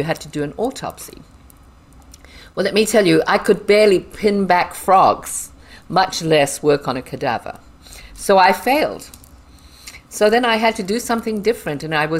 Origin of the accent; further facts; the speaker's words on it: Harare, Zimbabwe; born there; I'm dark, and I was born in Harare, Zimbabwe.